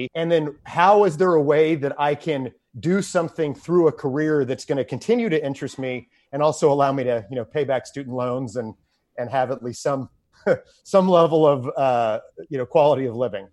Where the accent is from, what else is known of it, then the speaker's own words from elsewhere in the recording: Houston, Texas, United States; growing up in Houston